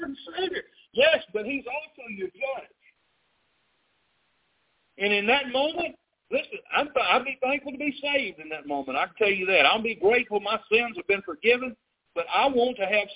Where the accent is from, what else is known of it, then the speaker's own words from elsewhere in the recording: South Arkansas, United States; I grew up in the South. I mean, I grew up down here in South Arkansas